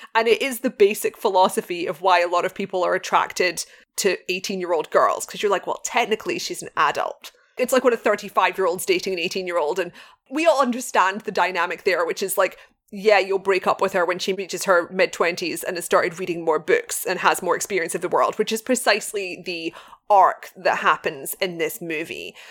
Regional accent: Glasgow, Scotland, United Kingdom; Glasgow, of course, being my hometown in Scotland

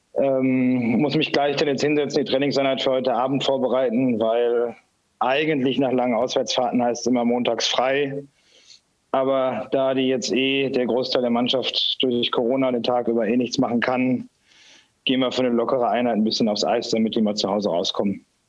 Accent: Essen, North Rhine-Westphalia, Germany; moved away as an adult; now in Ingolstadt, Germany; man hört es ja sicherlich, dass ich kein, kein Bayer bin. Ähm, ich bin gebürtiger Essener, ähm, habe da mit drei Jahren mit dem Eishockeyspielen angefangen, war da im Nachwuchs

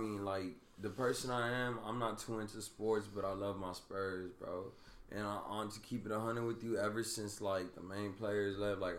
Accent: San Antonio, Texas, United States; born or raised there

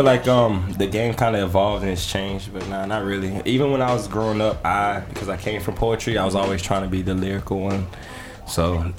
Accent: the South, United States; Man, listen, I'm from the South, and I've never experienced that lifestyle.

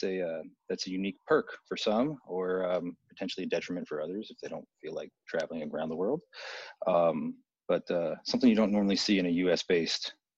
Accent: United States; from my perspective as American

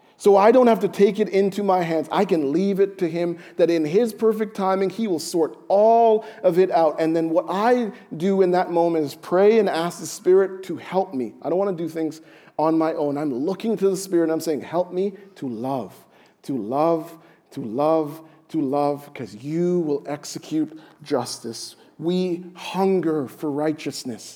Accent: Jamaica; I'm Jamaican

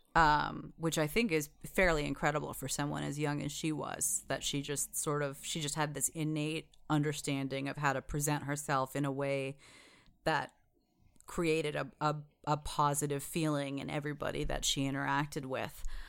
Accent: United States; I was born in the United States

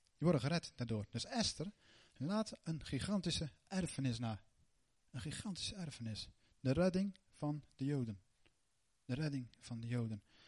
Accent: Netherlands; wij als Nederlanders

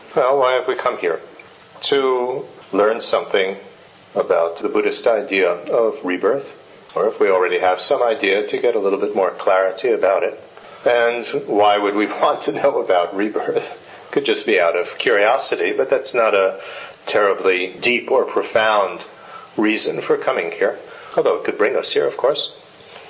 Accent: United States; moved away as an adult; also born or lived in India; I was born in the United States in a family that had absolutely zero interest in anything Asian.

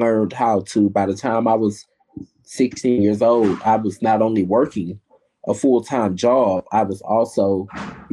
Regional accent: Houston, Texas, United States; I've lived in Houston, Texas since I was 2 years old

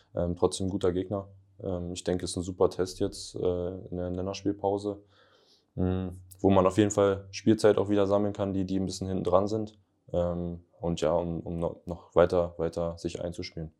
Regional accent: Northern Germany, Germany; moved away as an adult; also born or lived in Lüneburg / Hamburg / Lübeck; now in Ingolstadt, Germany; bei uns im Norden

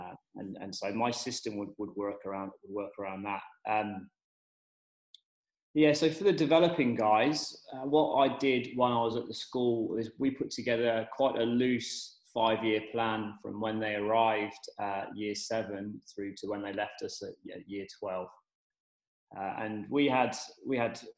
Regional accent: England, United Kingdom; moved away as an adult; also born or lived in Oxford; now in Perth, Australia; I'm the Englishman down under working in S&C

